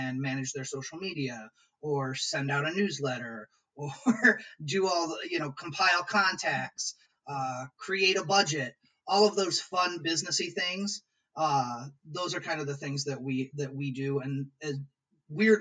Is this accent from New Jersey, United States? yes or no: no; Peoria, Illinois, United States; also born or lived in New York; now in Lansing, United States; I'm from Peoria, Illinois originally